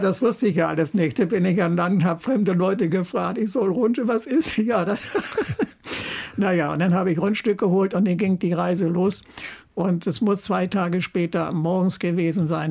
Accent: Germany; moved away; also born or lived in Eiderstedt; ich bin an einer Talsperre aufgewachsen im Harz

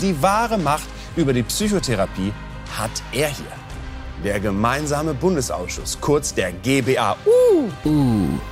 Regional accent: Germany; Die sind sehr, sehr selten bei uns in Deutschland

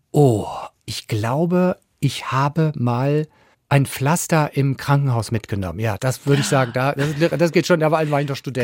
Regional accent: Schleswig-Holstein, Germany; Ich bin ja Holsteiner

